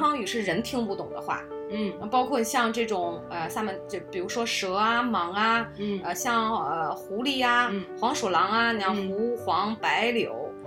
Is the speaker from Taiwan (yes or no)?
no; China; 因为咱们就是中国人嘛，毕竟